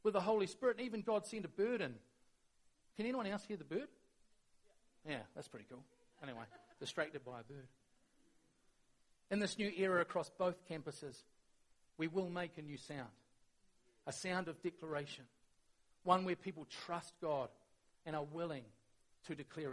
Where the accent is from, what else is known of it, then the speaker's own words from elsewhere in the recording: New Zealand; we're really good as Kiwis